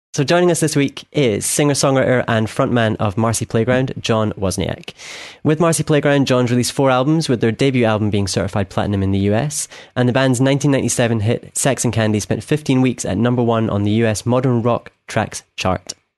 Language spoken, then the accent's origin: English; Scotland, United Kingdom; from Scotland